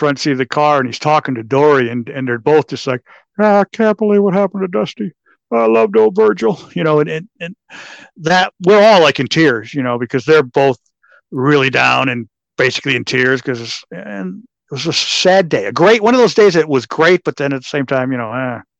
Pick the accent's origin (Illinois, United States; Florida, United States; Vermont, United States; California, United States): Florida, United States; North Port; my hometown, which is Northport, which is close to Sarasota.